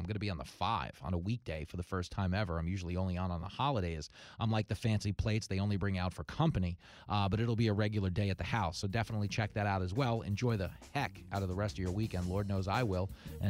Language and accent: English; Texas, United States; now in New York, United States; as a Texan